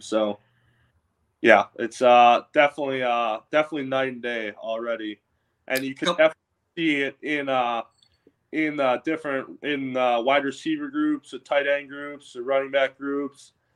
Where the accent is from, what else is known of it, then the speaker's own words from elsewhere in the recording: Wisconsin, United States; moved away as an adult; now in Tampa Bay, United States; being in Wisconsin, growing up in Wisconsin